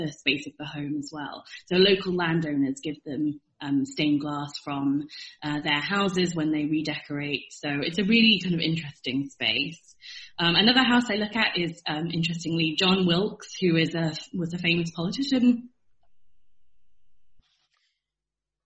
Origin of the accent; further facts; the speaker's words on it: Chester, North West England, United Kingdom; moved away; where I grew up in Chester